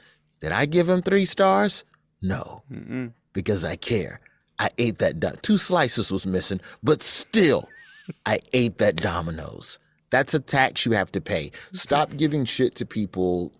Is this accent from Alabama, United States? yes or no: yes; Alabama, United States; I'm from Alabama